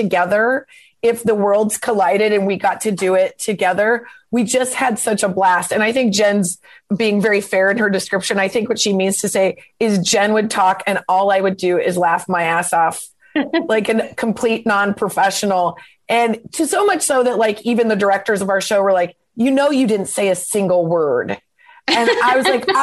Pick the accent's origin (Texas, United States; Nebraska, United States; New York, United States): Nebraska, United States; moved away as an adult; also born or lived in Lincoln, Nebraska; now in Los Angeles, United States; we're both from Nebraska. I'm from a really small town and I went to school in Lincoln